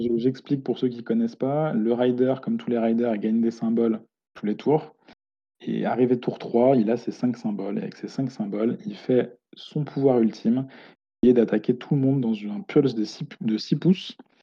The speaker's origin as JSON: {"language": "French", "town": "Lyon", "region": "Auvergne-Rhône-Alpes", "country": "France", "said": "moi je suis de Lyon"}